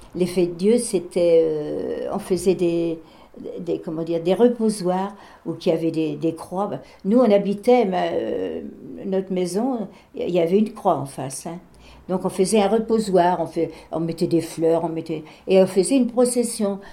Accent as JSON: {"language": "French", "town": "Barbâtre", "region": "Pays de la Loire", "country": "France", "tie": "born or raised there", "moved": "yes", "said": "chez nous à Barbate, les, les, Allemands, ils étaient dans notre classe."}